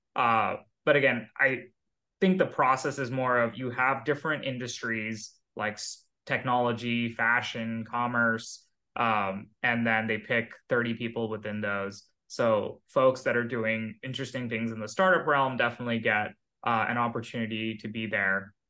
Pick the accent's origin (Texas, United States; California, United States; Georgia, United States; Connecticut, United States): California, United States; Pleasanton; moved away as an adult; also born or lived in India / Philadelphia / Seattle / Boston; I grew up in the Bay Area. Uh, since I was five, I was living in the Bay. I moved from India when I was uh, a kid, but pretty much all my childhood is in Silicon Valley um, near San Jose, a place called Pleasanton.